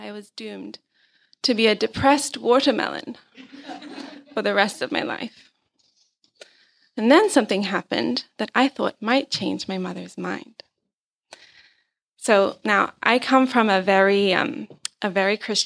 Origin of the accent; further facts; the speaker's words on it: Zambia; I was brought up in Zambia